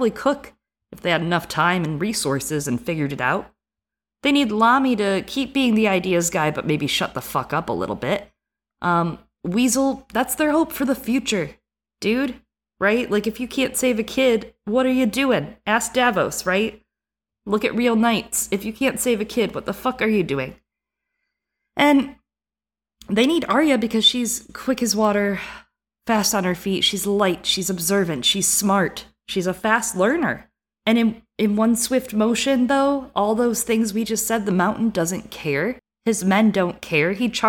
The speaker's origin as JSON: {"language": "English", "region": "Midwest", "country": "United States", "also_born_or_lived": "East Coast", "accent": "Midwest", "said": "Okay, I'm going to go back to my accent, which is like Midwest that has lived on the East Coast, but also reads a lot."}